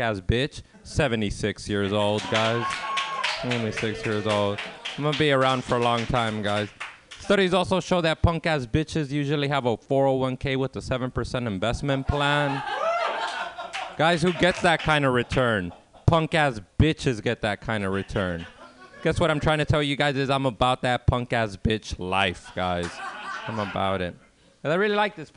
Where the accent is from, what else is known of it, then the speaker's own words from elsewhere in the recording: Los Angeles, California, United States; I grew up in South Central Los Angeles in the 1990s